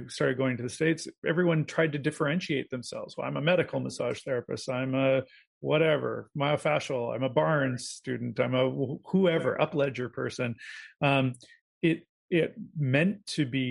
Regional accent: Canada; As a Canadian

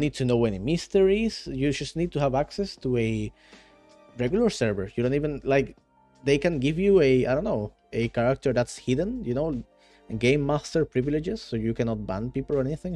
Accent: Venezuela; now in Netherlands; I live in Netherlands right now, although I am from Venezuela

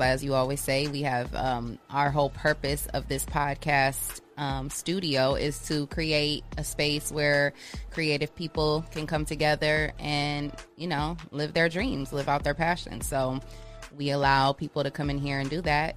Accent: Ohio, United States; also born or lived in Michigan; I grew up in Ohio. I'm originally from Michigan, but I grew up in Ohio

